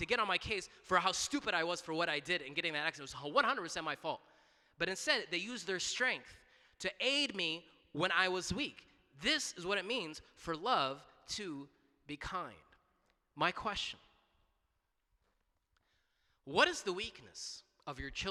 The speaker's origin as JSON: {"language": "English", "town": "Duluth", "country": "United States", "tie": "born or raised there", "said": "in Duluth, in my hometown"}